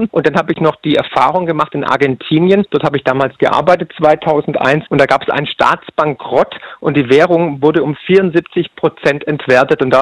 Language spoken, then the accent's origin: German; Baden-Württemberg, Germany; accent: Swabian; Ich bin Schwabe, wie man ah, wahrscheinlich hört.